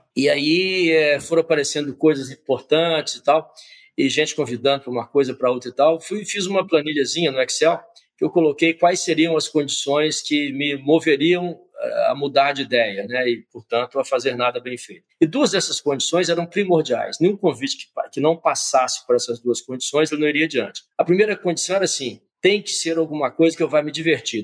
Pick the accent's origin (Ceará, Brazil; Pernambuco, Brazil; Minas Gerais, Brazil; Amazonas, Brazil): Minas Gerais, Brazil; Conceição do Mato Dentro; sou mineiro de Conceição do Mato Dentro, cidade histórica de Minas Gerais.